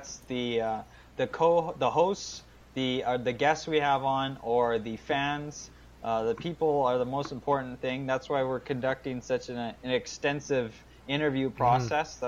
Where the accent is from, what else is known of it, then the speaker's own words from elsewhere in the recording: Canada; accent: Canadian; my own Canadian accent